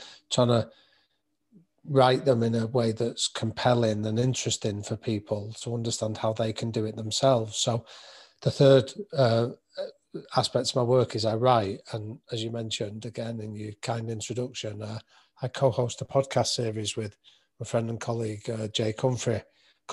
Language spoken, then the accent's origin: English; Manchester, North West England, United Kingdom; I grew up in North Manchester